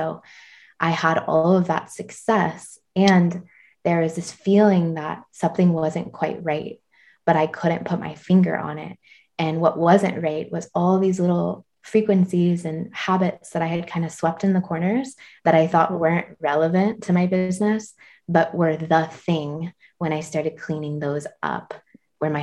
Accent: Georgia, United States; now in Tennessee, United States; I'm from Georgia, but now live in Tennessee.

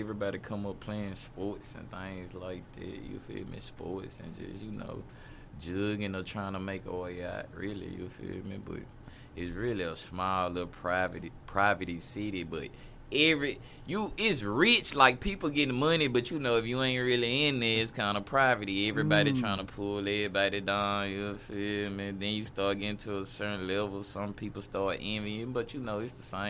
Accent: Ruston, Louisiana, United States; Man, really small. I ain't gonna lie, Ruston small, but you know, it's still like a small. It's a small city because you got Louisiana Tech College down there.

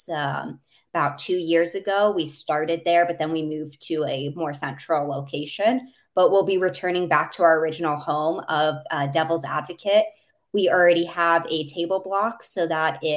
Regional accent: Minneapolis, Minnesota, United States; Um, so I grew up for the most part in Minneapolis. So being from the state of hockey, uh, everyone has always asked me why the Islanders

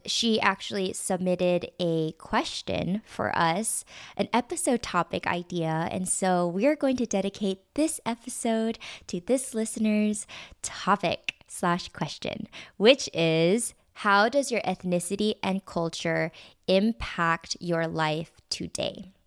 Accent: Southern California, United States; I was born in Southern California, and I actually grew up in a predominantly Caucasian neighborhood

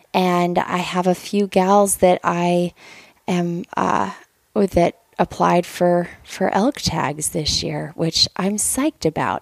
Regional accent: Lander, Wyoming, United States; So I am from Lander, Wyoming, and I was born and raised there

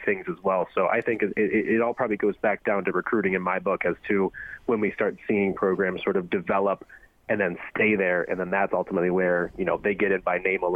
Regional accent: the South, United States; also born or lived in Tallahassee, Florida; now in Columbus, United States; I'm from the South as well

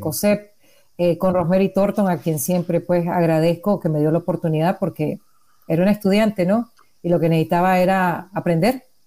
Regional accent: Nicaragua; soy periodista independiente nicaragüense

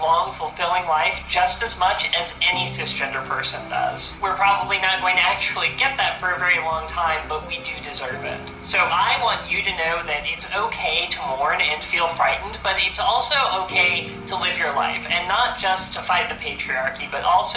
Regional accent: United States; being an American

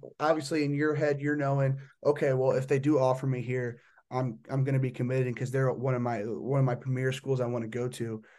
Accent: Midwest, United States; I'm from the Midwest.

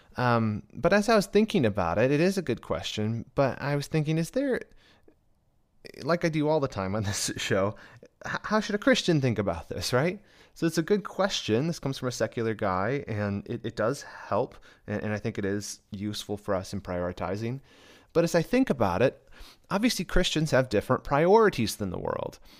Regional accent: Michigan, United States; moved away; I was actually candidating at a church in my hometown of Michigan

